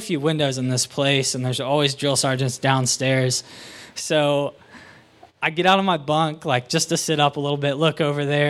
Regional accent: Waynesville, Ohio, United States; I'm from Waynesville, Ohio.

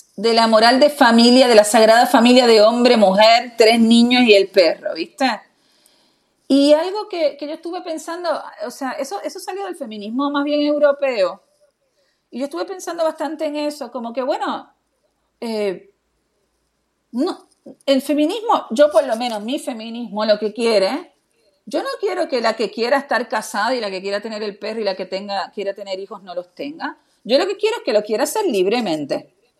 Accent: Argentina

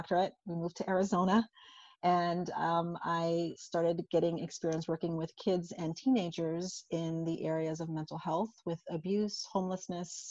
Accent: St. Croix, U.S. Virgin Islands; So I'm originally from St. Croix in the United States Virgin Islands. So I was born and raised there.

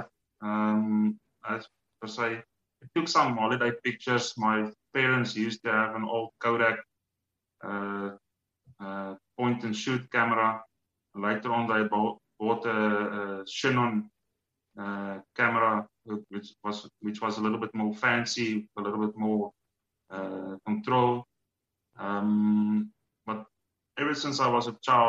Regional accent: South Africa; I'm from South Africa

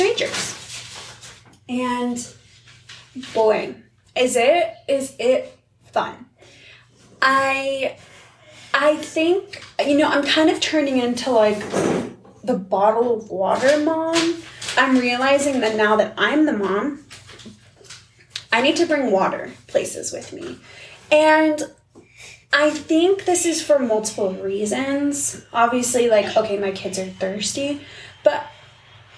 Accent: Seattle, Washington, United States; now in Utah, United States; I grew up in Seattle

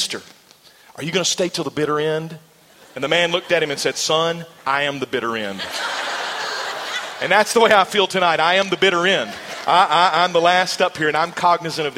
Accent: Arkansas, United States; moved away as an adult; also born or lived in Mississippi / South America / New York / Virginia; now in Louisiana, United States; We served in Arkansas. That was my home state and my home church. The first position I ever served in a church was as the student pastor at the church where I grew up

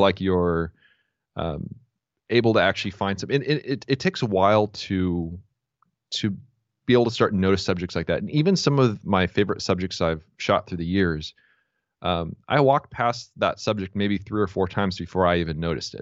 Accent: San Diego, California, United States; I was born and raised here in San Diego

